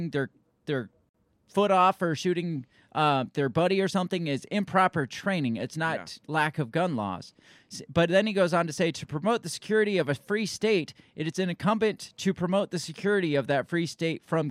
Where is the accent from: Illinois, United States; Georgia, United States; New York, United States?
Illinois, United States; now in Iowa, United States; I'm from Illinois